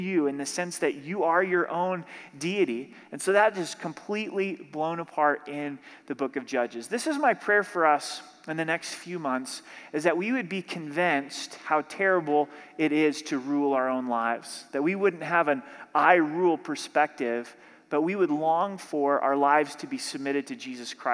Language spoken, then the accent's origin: English; Southern Oregon, United States; now in Colorado, United States; I'm from Southern Oregon